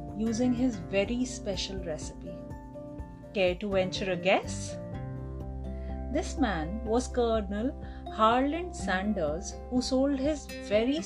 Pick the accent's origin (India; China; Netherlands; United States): India; As an Indian woman